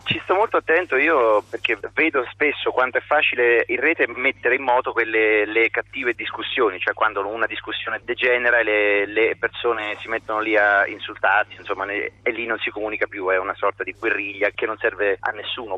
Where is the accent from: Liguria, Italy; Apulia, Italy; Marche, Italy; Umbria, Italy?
Umbria, Italy; Foligno; sono Umbro di Foligno